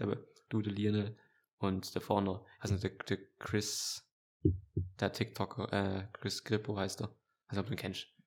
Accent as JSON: {"language": "German", "country": "Germany", "said": "ich bin auch Deutscher"}